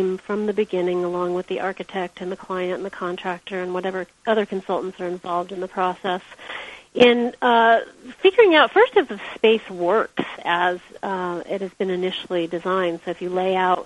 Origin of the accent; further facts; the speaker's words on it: Big Sur, California, United States; I was born in Big